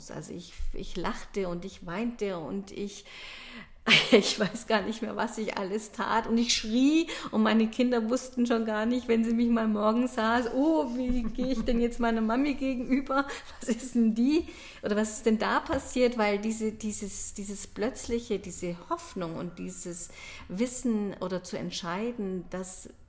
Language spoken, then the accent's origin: German; Munich, Bavaria, Germany; dass ich komme ja aus München und ich liebe meine Heimatstadt und ich merkte plötzlich, dass ich gern nach München wieder zurückkehren möchte.